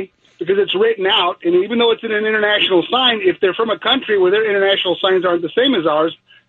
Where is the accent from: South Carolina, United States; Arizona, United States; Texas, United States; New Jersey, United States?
Texas, United States; moved away; I'm from Texas originally